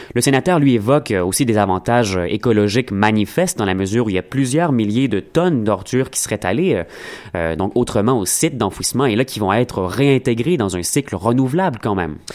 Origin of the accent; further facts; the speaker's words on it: Montreal, Quebec, Canada; On est Montréalais